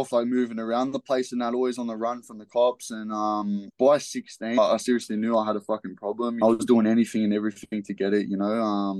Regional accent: Liverpool, New South Wales, Australia; So, yeah, I was born in Liverpool Hospital. I grew up and went to, like, you know, a few different schools around there.

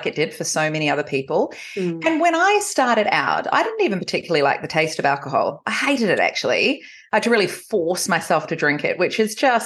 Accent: New Zealand; accent: Kiwi; moved away as an adult; now in Australia; I was actually born in Australia. And I grew up in New Zealand.

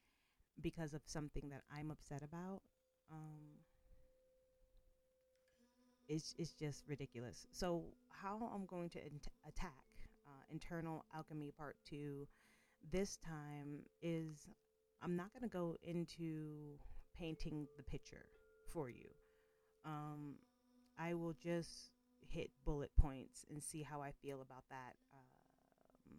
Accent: Boston, Massachusetts, United States; also born or lived in Georgia; now in Colorado, United States; I'm originally from Boston, Massachusetts

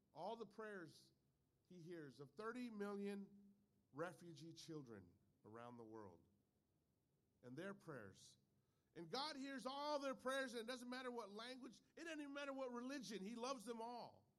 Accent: California, United States; I'm a Californian

